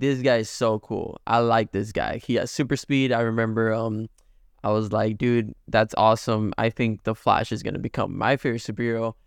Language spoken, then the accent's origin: English; Mexico; moved away; we were raised in Mexico